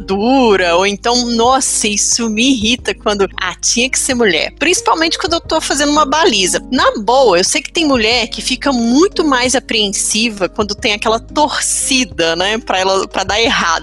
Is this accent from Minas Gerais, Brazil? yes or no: yes; Minas Gerais, Brazil; a gente é mineiro